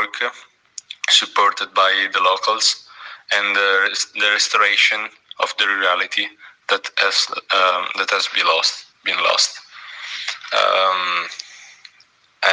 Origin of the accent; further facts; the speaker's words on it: Coazze, Piedmont, Italy; I come from Coazze, a small town at the foot of the mountain.